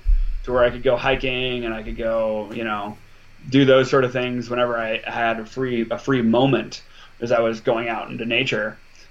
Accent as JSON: {"language": "English", "region": "Montana", "country": "United States", "tie": "born or raised there", "also_born_or_lived": "Alaska", "said": "I was born in Alaska and I moved to Montana when I was 4."}